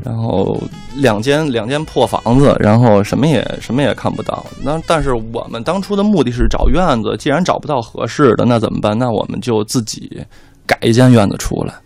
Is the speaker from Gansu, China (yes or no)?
no; Beijing, China; 我们团队大部分的人都是北京孩子，嗯。然后从小在这儿长大